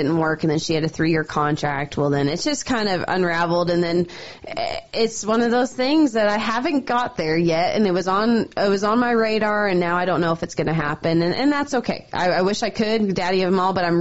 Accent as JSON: {"language": "English", "town": "Calgary", "region": "Alberta", "country": "Canada", "tie": "born or raised there", "moved": "as an adult", "lives_now": "Helena, United States", "said": "That's where I grew up. That was my hometown rodeo."}